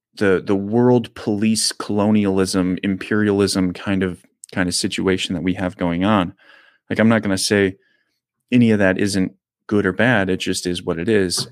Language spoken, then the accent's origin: English; United States; I'm an American